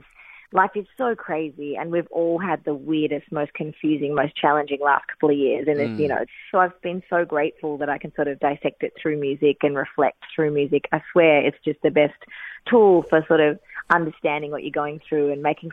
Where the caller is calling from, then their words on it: Melbourne, Victoria, Australia; I'm calling in from Melbourne